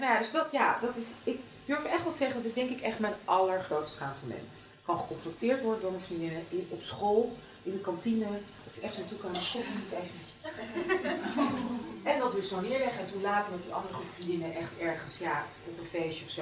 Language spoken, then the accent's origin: Dutch; Amsterdam, North Holland, Netherlands; ik ben in Amsterdam opgegroeid, super wit, super hockey